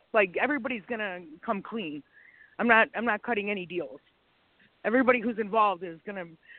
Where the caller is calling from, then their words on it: Illinois, United States; I'm calling from Illinois.